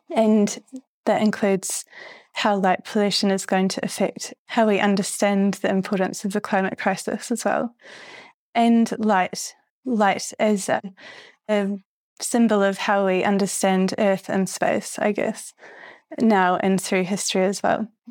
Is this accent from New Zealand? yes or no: yes; New Zealand; moved away; also born or lived in London, United Kingdom; when I was growing up in New Zealand